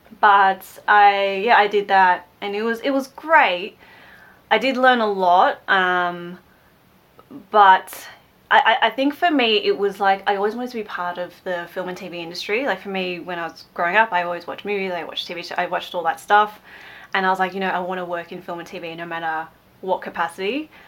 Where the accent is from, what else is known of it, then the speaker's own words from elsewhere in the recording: Melbourne, Victoria, Australia; I am from Melbourne in Australia.